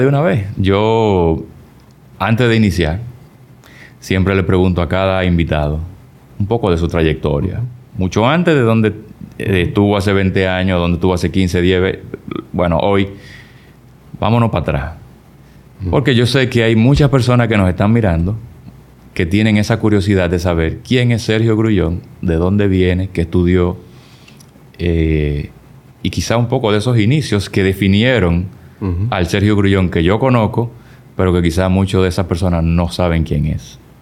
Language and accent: Spanish; Dominican Republic